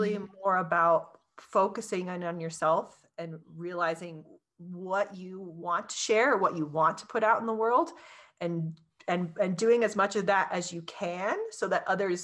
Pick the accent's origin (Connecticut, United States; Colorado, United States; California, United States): Colorado, United States; I'm from Colorado